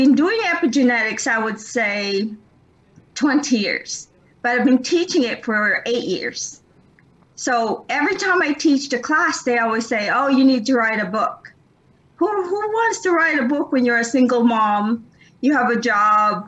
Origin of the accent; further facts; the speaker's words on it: Philippines; I'm Filipino. I inherited that from my parents